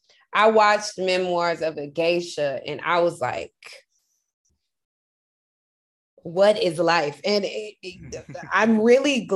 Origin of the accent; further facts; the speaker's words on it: Memphis, Tennessee, United States; moved away; I loved growing up in Memphis